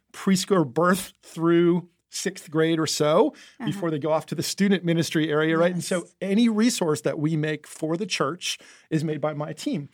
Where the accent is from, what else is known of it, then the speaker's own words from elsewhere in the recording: New Jersey, United States; moved away; I grew up in New Jersey in the Northeast